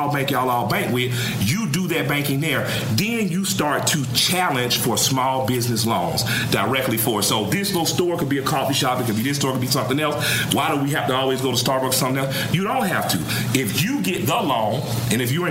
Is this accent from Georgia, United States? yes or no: yes; Atlanta, Georgia, United States; I'm from Atlanta, Georgia